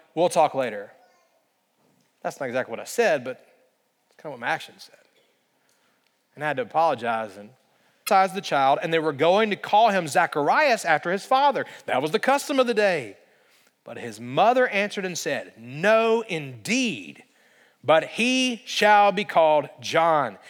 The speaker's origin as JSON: {"language": "English", "region": "central Alabama", "country": "United States", "tie": "born or raised there", "moved": "yes", "said": "I grew up in the state of Alabama, and in central Alabama, it just does not snow"}